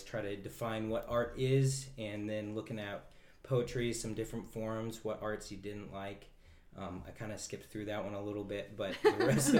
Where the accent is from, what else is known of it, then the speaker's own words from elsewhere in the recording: Kenai, Alaska, United States; I'm from Kenai